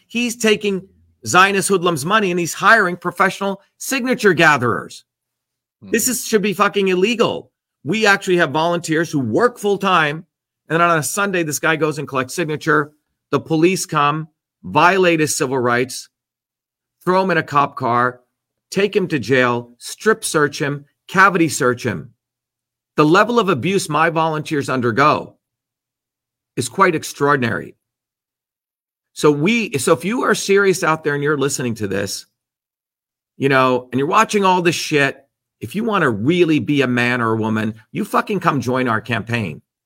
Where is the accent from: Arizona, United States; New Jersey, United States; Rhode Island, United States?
New Jersey, United States; born or raised there; moved away